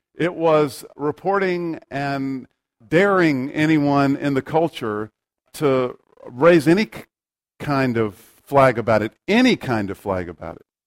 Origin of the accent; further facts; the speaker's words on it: United States; we have the right as American citizens